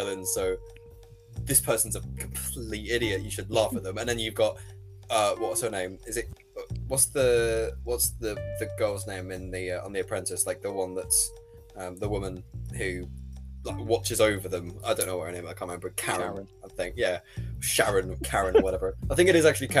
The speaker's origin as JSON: {"language": "English", "country": "United Kingdom", "said": "as British people"}